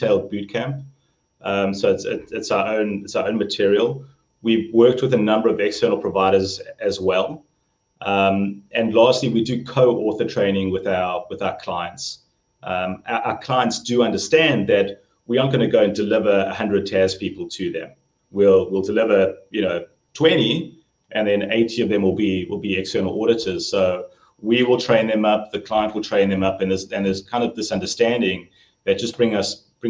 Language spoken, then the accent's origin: English; Johannesburg, Gauteng, South Africa; moved away as an adult; now in San Luis Obispo, United States; growing up in Joburg